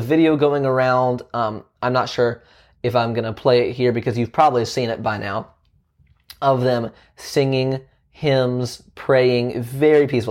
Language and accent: English; Virginia, United States; my home state of Virginia